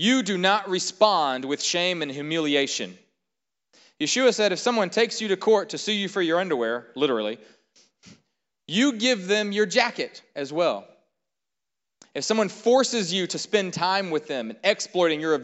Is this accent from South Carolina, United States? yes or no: yes; South Carolina, United States; We're from South Carolina